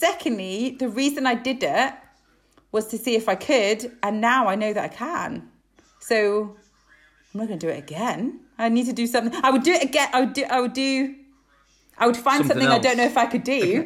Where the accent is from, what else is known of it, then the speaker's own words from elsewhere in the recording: Isle of Man; moved away; growing up on the Isle of Man